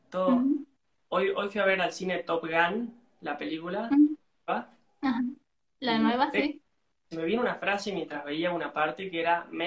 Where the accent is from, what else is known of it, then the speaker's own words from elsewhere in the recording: Salta, Argentina; ¿De dónde soy? Soy de Salta, la linda. Salta es al norte de Argentina.